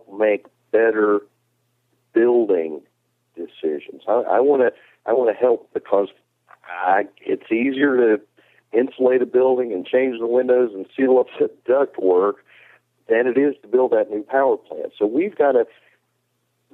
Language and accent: English; North Carolina, United States; In my home state of North Carolina